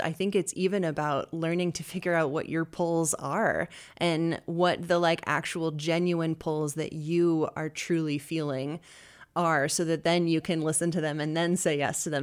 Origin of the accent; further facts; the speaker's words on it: Bozeman, Montana, United States; moved away as an adult; now in Boise, United States; I was raised in Bozeman, Montana